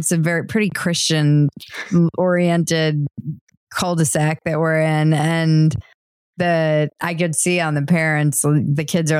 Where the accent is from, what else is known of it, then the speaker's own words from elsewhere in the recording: United States; we were born and raised in America